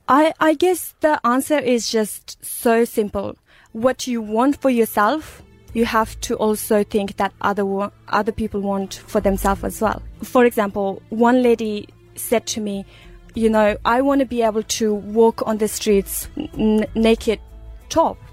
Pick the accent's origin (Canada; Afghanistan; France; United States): Afghanistan; Uruzgan; moved away; I was born in Uruzgan province of Afghanistan